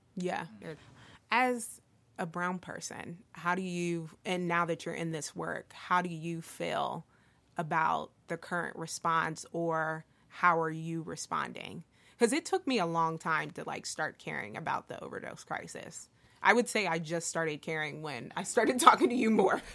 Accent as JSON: {"language": "English", "town": "Philadelphia", "region": "Pennsylvania", "country": "United States", "tie": "born or raised there", "said": "I grew up in Northern Liberties in the 90s"}